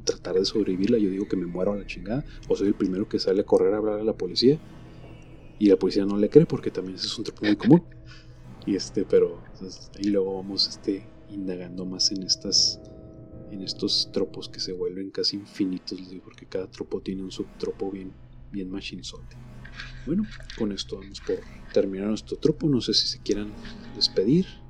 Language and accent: Spanish; Mexico; Nosotros sabemos aquí en México